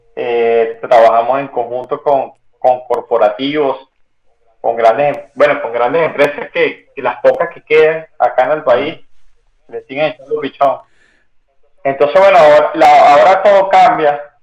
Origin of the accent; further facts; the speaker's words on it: Venezuela; somos venezolanos